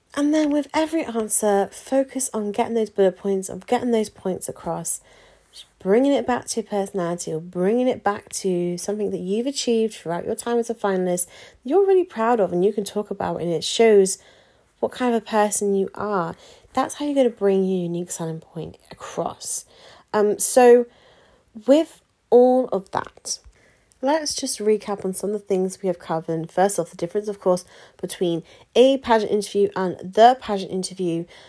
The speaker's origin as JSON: {"language": "English", "country": "United Kingdom", "said": "we're very British as well, aren't we? In the UK"}